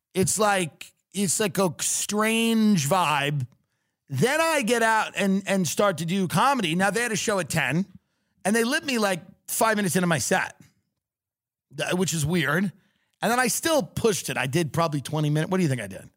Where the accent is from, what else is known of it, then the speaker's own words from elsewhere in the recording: New York, United States; also born or lived in Austin; now in Los Angeles, United States; I'm from New York